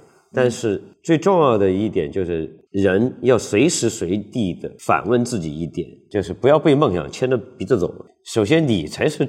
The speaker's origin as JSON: {"language": "Chinese", "region": "Guizhou", "country": "China", "said": "因为他是广西人，我是贵州人，就我们俩就按照这本书的分类，我们都是赞米亚人，我们都是在王化的这个传统的这个中原王朝的这个统治范围之外的人"}